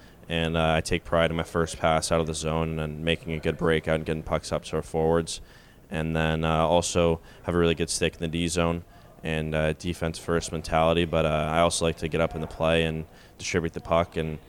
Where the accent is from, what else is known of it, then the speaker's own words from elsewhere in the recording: Manhattan Beach, California, United States; I'm from Manhattan Beach, California, and grew up there my whole life. My parents are originally from St. Louis, and then they moved out there in the 90s, and I've just stayed there since then.